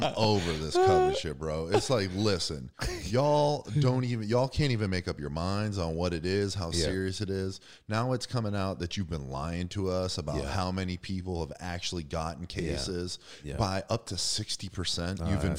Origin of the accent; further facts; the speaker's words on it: Erie, Pennsylvania, United States; I'm from Erie, Pennsylvania.